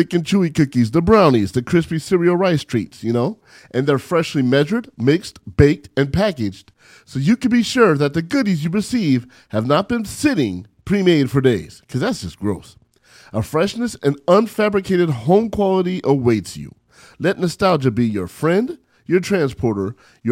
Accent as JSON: {"language": "English", "town": "San Bernardino", "region": "California", "country": "United States", "tie": "born or raised there", "said": "We grew up in San Bernardino together"}